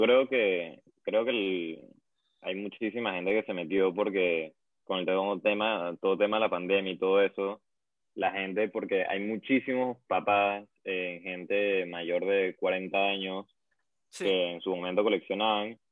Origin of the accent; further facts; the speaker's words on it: Venezuela; yo que soy de Venezuela